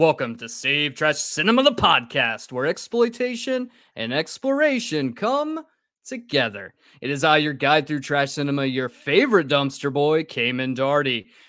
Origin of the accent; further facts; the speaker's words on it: United States; I'm American.